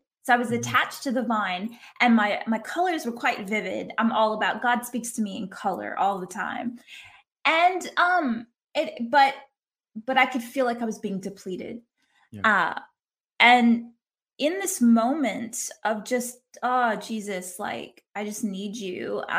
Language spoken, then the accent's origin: English; Lafayette, Louisiana, United States; moved away as an adult; now in Australia; I am originally from Lafayette, Louisiana, which is like the heart of Cajun country. I don't talk like it.